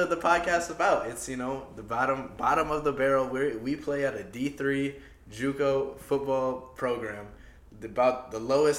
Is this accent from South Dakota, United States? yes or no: yes; Sioux Falls, South Dakota, United States; moved away as an adult; now in Rochester, United States; Shit, I'm from Sioux Falls, South Dakota. Just from the outskirts. Went to, I guess I graduated from Jefferson High School.